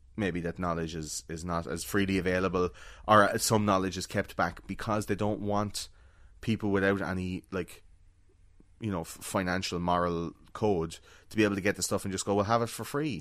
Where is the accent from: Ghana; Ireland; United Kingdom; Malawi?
Ireland